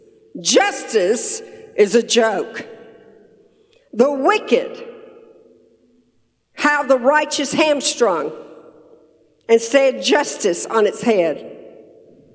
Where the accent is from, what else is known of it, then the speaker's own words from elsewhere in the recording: Tyler, Texas, United States; we're from Texas, Tyler, Texas, East Texas, right between Dallas and Shreveport.